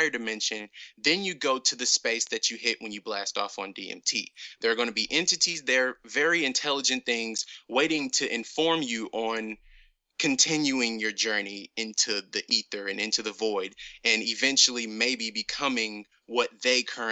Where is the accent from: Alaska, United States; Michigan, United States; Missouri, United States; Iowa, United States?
Missouri, United States; Ferguson; every store in my small town was closed. I'm actually from Ferguson, the town with Mike Brown and that whole situation that actually went down right outside my like house.